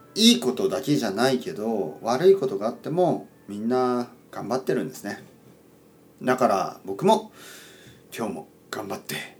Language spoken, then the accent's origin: Japanese; Kyushu, Oita, Japan; moved away; 僕の出身は九州の大分県です